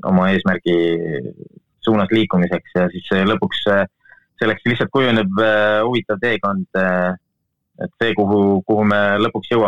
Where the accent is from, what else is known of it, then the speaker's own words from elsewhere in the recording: Rahinge, Tartu County, Estonia; mina olen Rahingelt pärit, Rahinge mitte külast, vaid isegi, jah, Rahinge külast äh, mitte külast seest, vaid kuskilt küla, küla nurgas